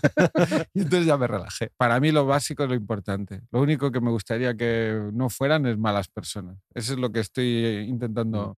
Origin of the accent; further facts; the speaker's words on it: Cardona, Catalonia, Spain; al cine de mi pueblo, Cardona, y debía tener yo 10, 12 años